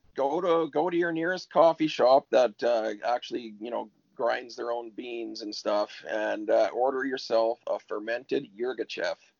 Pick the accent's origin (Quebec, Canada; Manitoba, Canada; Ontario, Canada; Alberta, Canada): Ontario, Canada; now in Sunshine Coast, Canada; I grew up in Ontario, so I didn't uh, I didn't get out here until 1989